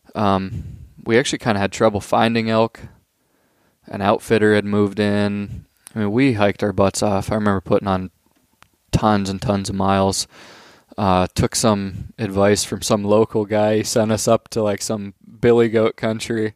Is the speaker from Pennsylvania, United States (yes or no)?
yes; Pennsylvania, United States; we're from Pennsylvania